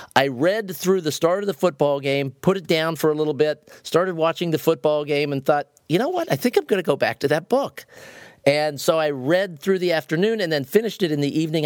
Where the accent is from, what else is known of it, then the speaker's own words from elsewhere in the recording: Ohio, United States; I grew up in Ohio. I, I grew up in the Midwest